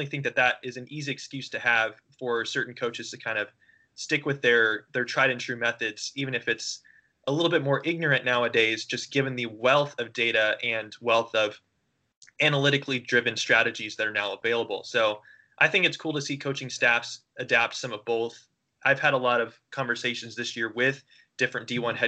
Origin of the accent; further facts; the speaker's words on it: Indianapolis, Indiana, United States; I grew up in Indianapolis, Indiana